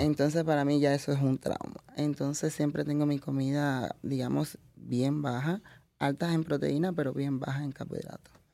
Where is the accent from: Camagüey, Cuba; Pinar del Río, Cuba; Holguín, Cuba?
Camagüey, Cuba; moved away as an adult; also born or lived in Italy; now in United States; soy camagüeyana y vengo de una provincia totalmente arrocera